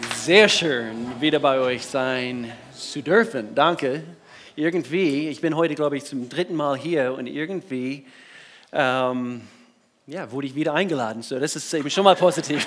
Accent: United States; German is a second language; moved away as an adult; now in Germany; ich komme aus den USA, bin wohnhaft in Deutschland seit, eigentlich dieses Jahr, seit 20 Jahren, 98 bin ich, bin ich nach Deutschland gezogen mit meiner Frau.

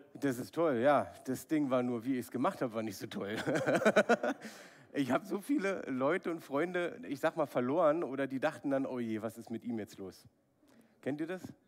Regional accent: Berlin, Germany; ich bin in Ostberlin aufgewachsen, habe die Mauer noch miterlebt.

